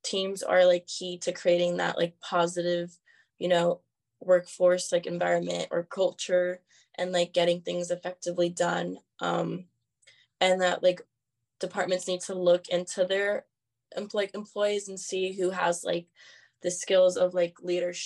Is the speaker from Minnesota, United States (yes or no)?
no; San Diego, California, United States; I'm from San Diego, California.